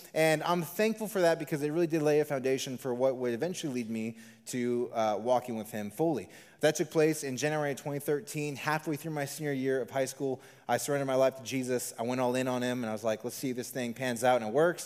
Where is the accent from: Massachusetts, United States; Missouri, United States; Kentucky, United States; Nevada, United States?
Nevada, United States; Las Vegas; I am a, a true local Las Vegan. I was born and raised here in the Valley.